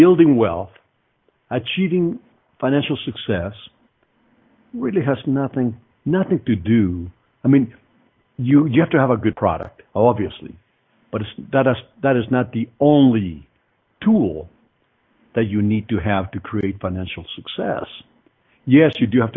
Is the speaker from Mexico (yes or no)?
yes; Mexico City, Mexico; also born or lived in Greenfield, Iowa; now in Colorado, United States; I came from Mexico City. And my family was not a wealthy family by any means.